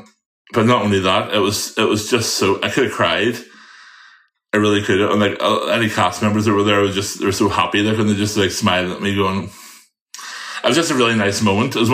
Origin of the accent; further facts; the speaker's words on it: Northern Ireland, United Kingdom; I'm very Northern Irish